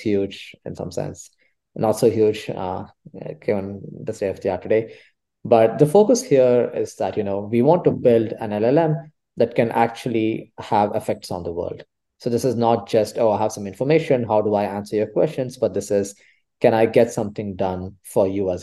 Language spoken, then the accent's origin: English; Bangalore, Karnataka, India; moved away as an adult; now in Berkeley, United States; I come from Bangalore in India, which is quite hot, very sunny